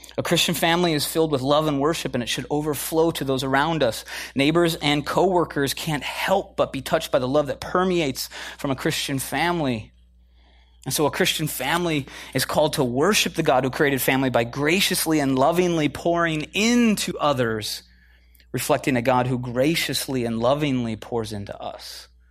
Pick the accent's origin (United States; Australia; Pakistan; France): United States; Midwest; moved away as an adult; also born or lived in Chicago / Minneapolis; now in California, United States; I'm from the Midwest originally